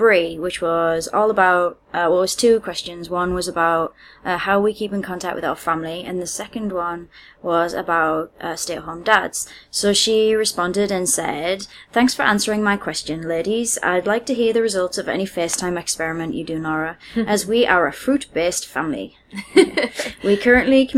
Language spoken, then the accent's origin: English; United Kingdom; now in China; I'm the British one